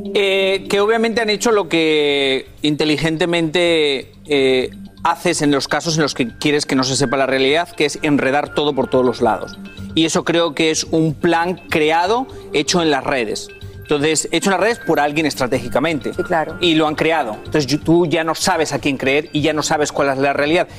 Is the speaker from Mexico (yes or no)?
no; Spain; born or raised there